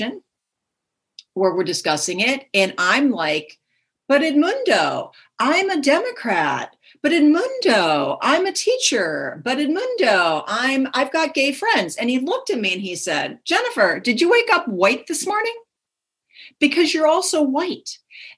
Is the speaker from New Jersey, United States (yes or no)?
no; Minnesota, United States; now in Palo Alto, United States; I grew up in the Midwest. I grew up in Minnesota